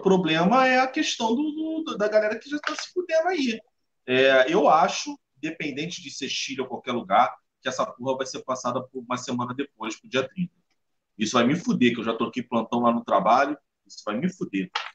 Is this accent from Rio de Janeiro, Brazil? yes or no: yes; Nilópolis, Rio de Janeiro, Brazil; Eu sou de Nilópolis